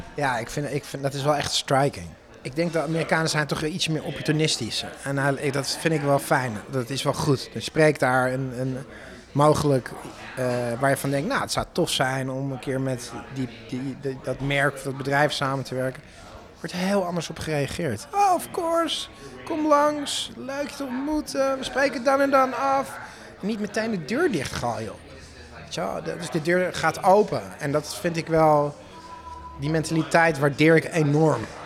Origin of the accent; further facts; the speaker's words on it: Netherlands; moved away as an adult; now in Austin, United States; als Hollander